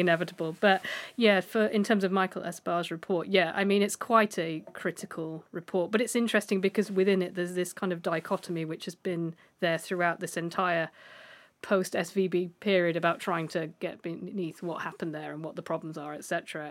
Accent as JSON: {"language": "English", "country": "United Kingdom", "said": "as a Brit"}